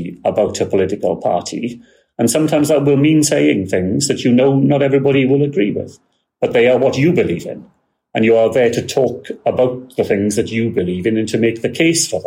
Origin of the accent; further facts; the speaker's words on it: Wales, United Kingdom; we are as Welsh as you are